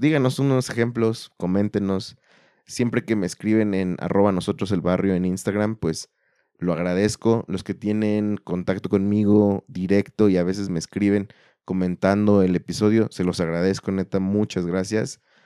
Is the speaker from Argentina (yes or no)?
no; Mexico